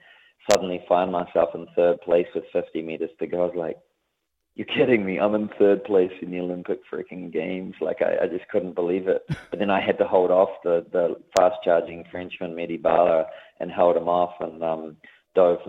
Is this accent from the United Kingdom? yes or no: no; Lower Hutt, Wellington, New Zealand; moved away as an adult; also born or lived in United States; I was a kid from the Hutt